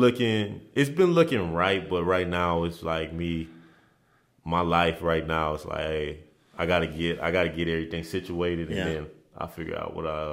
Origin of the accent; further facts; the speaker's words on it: Nigeria; As growing up in Nigeria, it was like, hey, man. Like, family this, family that.